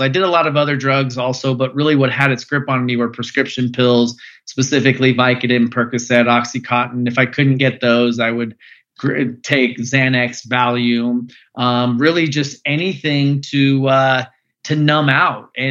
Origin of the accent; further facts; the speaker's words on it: Phoenix, Arizona, United States; I grew up in Phoenix, Arizona